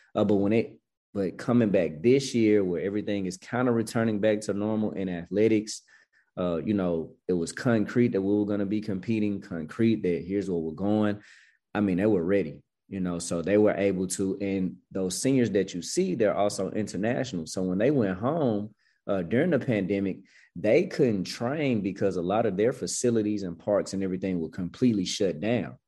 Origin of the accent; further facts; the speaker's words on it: Memphis, Tennessee, United States; now in Atlanta, United States; I'm born and raised in Memphis